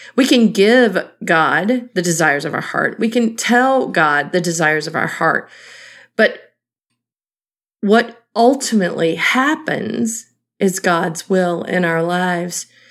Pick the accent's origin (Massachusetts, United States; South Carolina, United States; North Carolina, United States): North Carolina, United States; Eastern; Growing up in Eastern North Carolina